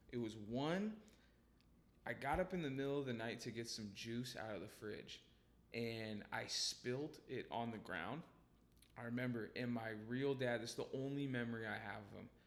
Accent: Tacoma, Washington, United States; Um, and so I was born in Tacoma, and the neighborhood we lived in was like this.

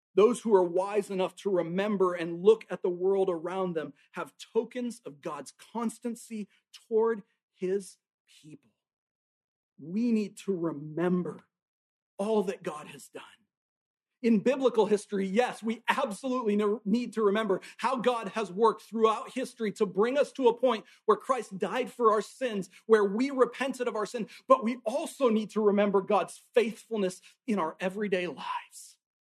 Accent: Tacoma, Washington, United States; now in Alabama, United States; I grew up up in Tacoma, Washington, and up in Washington state, we have mountains

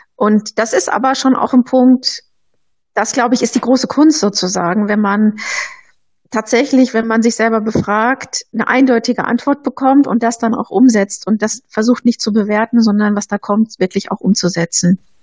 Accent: Bochum, North Rhine-Westphalia, Germany; now in Nuremberg, Germany; ich komme ja aus dem Ruhrgebiet, aus Bochum

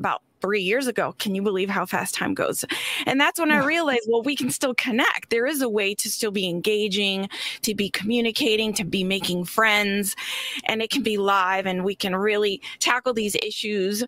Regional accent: Florida, United States; I'm from Florida, too.

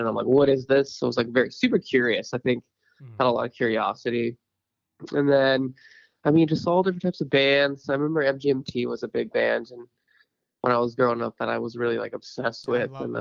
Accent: San Diego, California, United States; I'm from San Diego

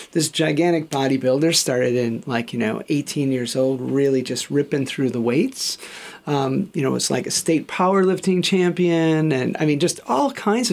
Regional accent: Chicago, Illinois, United States; moved away as an adult; now in Australia; I grew up in Chicago, and I'd come over here to Australia

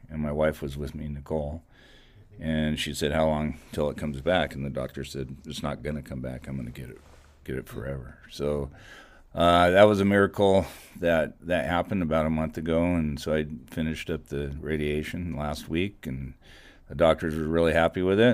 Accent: Goleta, California, United States; I grew up here. I grew up in Goleta. I went to Dos Pueblos High School

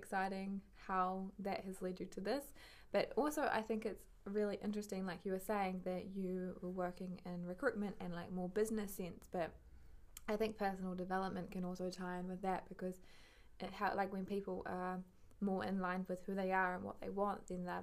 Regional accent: New Zealand; moved away as an adult; now in Amsterdam, Netherlands; I come from New Zealand, middle of nowhere in New Zealand as well

